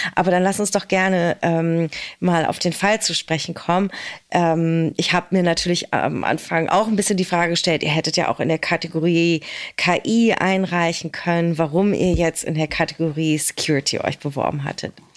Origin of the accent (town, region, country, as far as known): Berlin, Germany; born or raised there